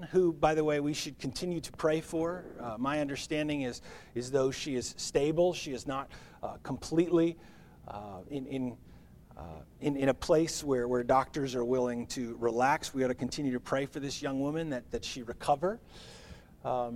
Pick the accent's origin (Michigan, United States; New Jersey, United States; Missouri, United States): New Jersey, United States; We grew up in New Jersey. We grew up 9 or 10 airline miles from New York City.